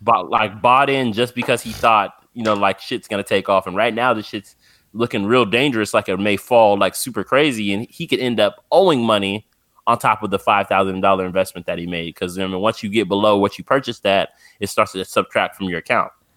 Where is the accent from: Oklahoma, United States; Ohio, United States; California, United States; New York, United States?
California, United States; San Bernardino; I'm from San Bernardino, California, so I'm only about two and a half hours from Vegas